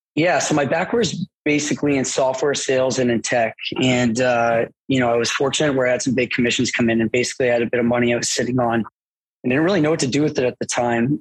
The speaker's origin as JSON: {"language": "English", "town": "Mississauga", "region": "Ontario", "country": "Canada", "tie": "born or raised there", "said": "I grew up in Port Credit, which is like South Mississauga, so it's pretty close to Oakville."}